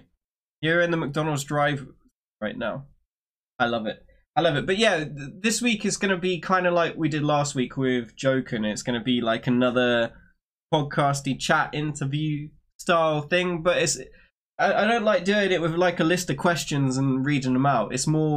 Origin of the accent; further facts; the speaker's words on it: United Kingdom; I am British, yeah.